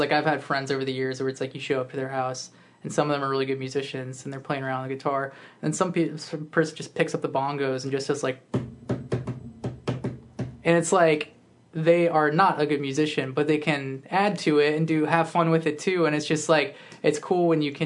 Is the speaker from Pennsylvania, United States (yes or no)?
no; Woodbridge, Virginia, United States; I grew up in Northern Virginia